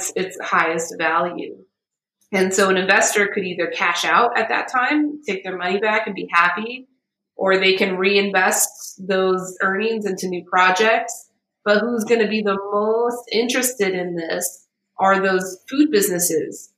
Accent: United States; I'm American, you know, I'm a privileged American.

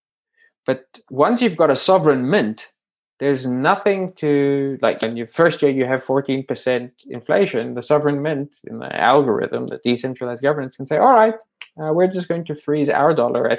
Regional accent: South Africa; born or raised there

